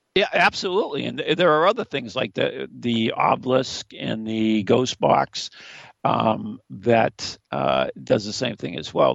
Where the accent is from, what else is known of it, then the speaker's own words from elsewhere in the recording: New England, United States; we're from New England up here